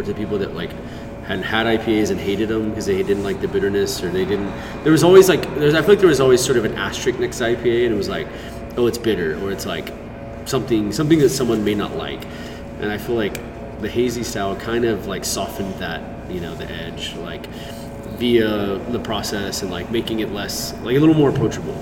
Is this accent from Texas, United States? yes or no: yes; Houston, Texas, United States; moved away; I grew up in Houston